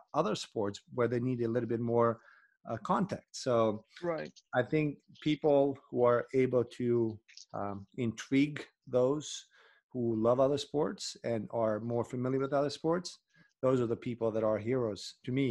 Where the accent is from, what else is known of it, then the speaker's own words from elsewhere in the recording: Pristina, Kosovo; my hometown in Pristina, Kosovo